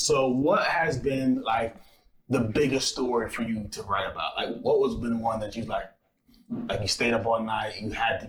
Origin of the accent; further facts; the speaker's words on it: Philadelphia, Pennsylvania, United States; moved away; I come from Philly, and the sports writers are a little bit different there, right?